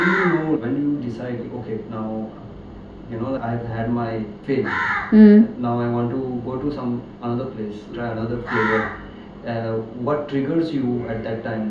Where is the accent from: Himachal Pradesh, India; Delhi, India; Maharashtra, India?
Himachal Pradesh, India; McLeod Ganj; I'm from Himachal. Yeah, from Macrodganj